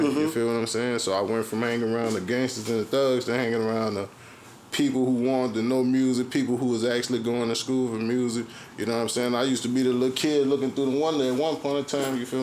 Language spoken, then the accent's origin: English; Jackson, Mississippi, United States; I'm from Jackson, Mississippi, man. You know, I was born out south, grew up more in majority of my neighborhood, north side